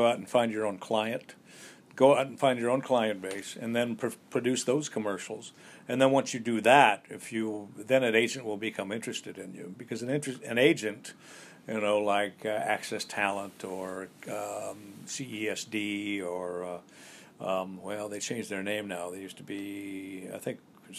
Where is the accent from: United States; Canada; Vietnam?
United States; Colorado; also born or lived in Wyoming / Texas / Oklahoma; now in New York, United States; I was born in Wyoming and grew up in Colorado, Texas, and Oklahoma.